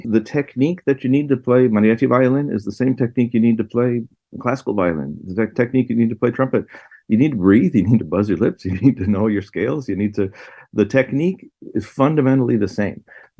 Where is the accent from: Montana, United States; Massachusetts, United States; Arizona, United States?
Arizona, United States; Tucson; also born or lived in Chicago; So I was born in Chicago, but I grew up in Tucson, Arizona.